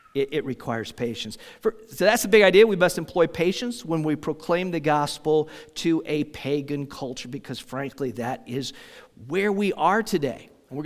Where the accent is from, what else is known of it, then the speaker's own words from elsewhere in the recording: Indiana, United States; also born or lived in Minnesota; now in Kansas, United States; I grew up in Indiana, and apart from the pioneers, maybe I don't remember anything about picking rock. But then we moved to Minnesota.